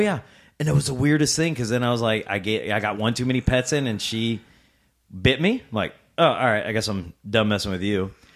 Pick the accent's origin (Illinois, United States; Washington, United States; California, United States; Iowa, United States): Illinois, United States; Rock Island; Born and raised in Rock Island, um, most of my life